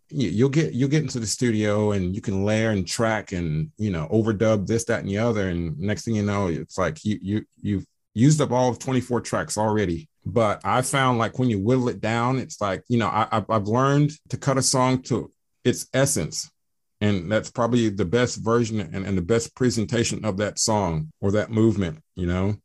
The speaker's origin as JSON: {"language": "English", "town": "Atlanta", "region": "Georgia", "country": "United States", "said": "I am from Atlanta, Georgia"}